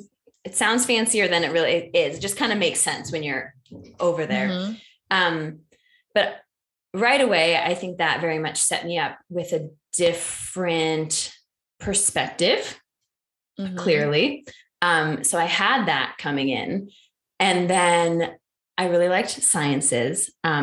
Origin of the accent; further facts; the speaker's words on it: New Delhi, Delhi, India; also born or lived in Kobe, Japan; I grew up in Asia for 14 years of my life. My parents decided to teach at international schools when I was quite young. So I was in Kobe, Japan and New Delhi, India for those combined 14 years.